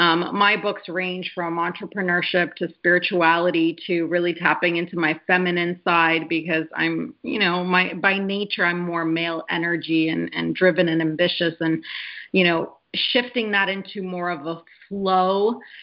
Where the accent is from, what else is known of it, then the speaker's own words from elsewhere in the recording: Canada; also born or lived in Poland; I come from an immigrant family. I was born in Poland. We moved to Canada when I was 6 years old, my brother and I.